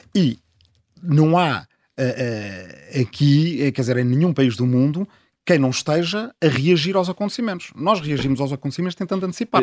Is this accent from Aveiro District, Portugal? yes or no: no; Azambuja, Lisbon, Portugal; Eu, eu sou da Zambuja, do Ribatejo, e cada vez mais há, há, gente que mora na minha aldeia de origem